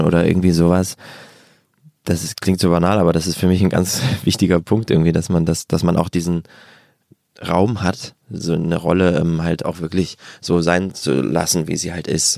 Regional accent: Bargteheide, Schleswig-Holstein, Germany; bin ich zu so einem Jugendtheater in, in der Vorstadt gegangen, wo ich herkomme, in Bagdeheide

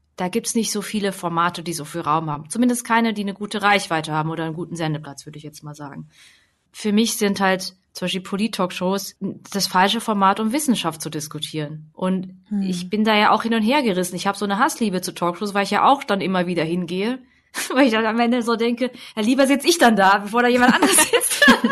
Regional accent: Hemsbach, Baden-Württemberg, Germany; Hemsbach oder so, wo ich halt zur Schule gegangen bin.

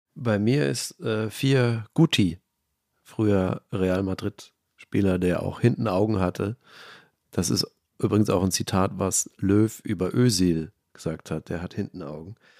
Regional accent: Germany; unser schönes Land

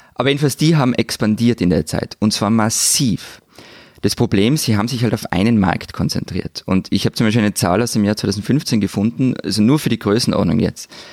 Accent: Austria

